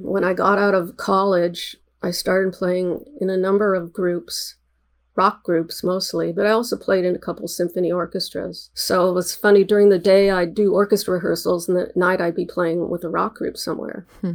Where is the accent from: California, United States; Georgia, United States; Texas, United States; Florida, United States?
California, United States; Los Angeles; also born or lived in New Jersey; I grew up in the West San Fernando Valley of Los Angeles